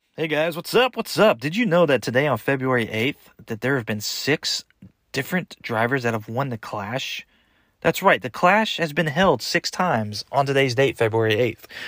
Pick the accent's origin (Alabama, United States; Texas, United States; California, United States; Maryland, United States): Texas, United States; Houston; moved away as an adult; now in Franklin, Indiana, United States; I'm originally from Texas, born and raised